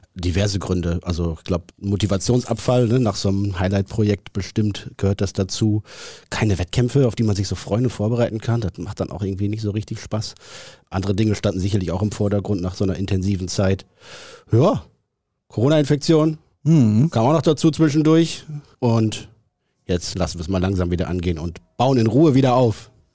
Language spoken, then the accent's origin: German; Neuenkirchen, North Rhine-Westphalia, Germany; also born or lived in Hamburg; in Neuenkirchen, im schönsten Münsterland